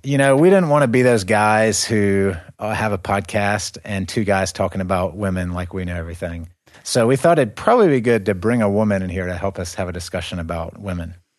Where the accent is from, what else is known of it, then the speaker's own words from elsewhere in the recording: United States; moved away; we are from the West. We're from America